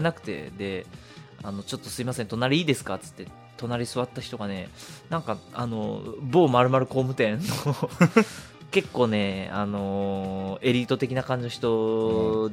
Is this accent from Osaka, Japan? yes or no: no; Fukuoka, Japan; 僕福岡なんです